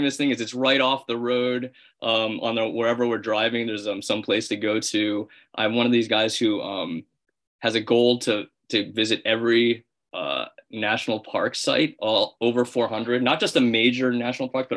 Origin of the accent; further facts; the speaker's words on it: Springfield, Illinois, United States; I grew up in Springfield, Illinois, which is the capital of the state